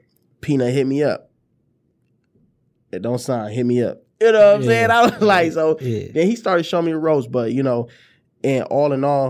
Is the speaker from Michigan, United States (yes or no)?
yes; Detroit, Michigan, United States; I said, my fault, fam, I'm from Detroit.